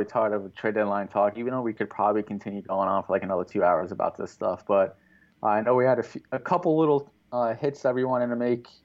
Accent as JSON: {"language": "English", "area": "Long Island", "region": "New York", "country": "United States", "tie": "born or raised there", "said": "I grew up on Long Island"}